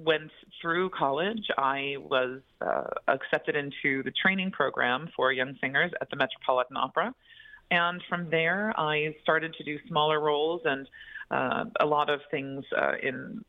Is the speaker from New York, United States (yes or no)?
yes; Long Island, New York, United States; I grew up on Long Island in New York